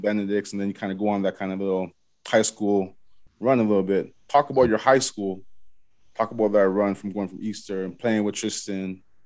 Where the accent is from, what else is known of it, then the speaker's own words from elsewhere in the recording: Toronto, Ontario, Canada; I grew up in Galloway, so in Scarborough